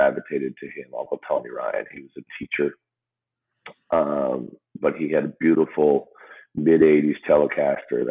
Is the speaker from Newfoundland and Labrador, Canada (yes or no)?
yes; Newfoundland and Labrador, Canada; I grew up in Newfoundland.